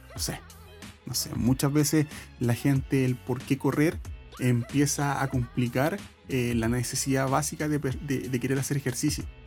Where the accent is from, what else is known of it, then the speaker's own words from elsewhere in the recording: Santiago, Santiago Metropolitan Region, Chile; yo soy de Santiago